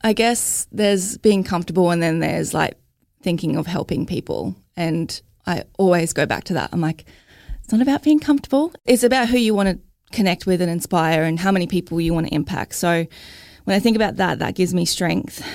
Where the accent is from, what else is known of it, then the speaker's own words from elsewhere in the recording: Logan, Queensland, Australia; I'm from Logan